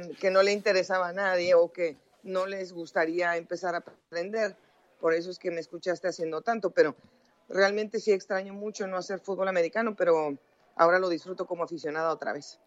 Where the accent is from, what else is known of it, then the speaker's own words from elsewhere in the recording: Mexico; moved away as an adult; also born or lived in Colombia; now in United States; yo nací en México, empecé a trabajar en México, me fui a Estados Unidos, en donde yo resido hace 20 años